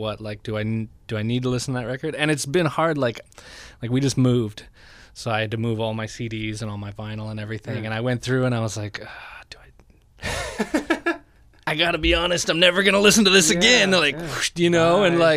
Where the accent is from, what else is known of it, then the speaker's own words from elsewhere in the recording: Encinitas, California, United States; I grew up in Encinitas.